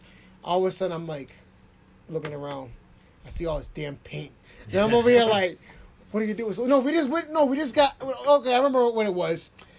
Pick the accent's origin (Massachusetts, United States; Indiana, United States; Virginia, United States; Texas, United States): Massachusetts, United States; Framingham; I grew up in Framingham since 92, I think it was. Yeah, I was out here.